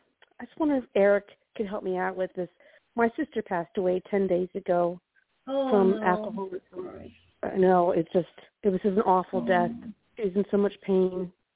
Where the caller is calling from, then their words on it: Northern Virginia, United States; I'm calling from Northern Virginia